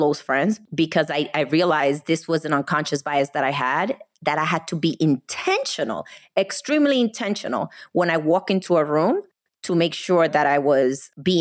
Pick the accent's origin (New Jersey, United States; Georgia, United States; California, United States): New Jersey, United States; moved away as an adult; now in Texas, United States; I'm from the East Coast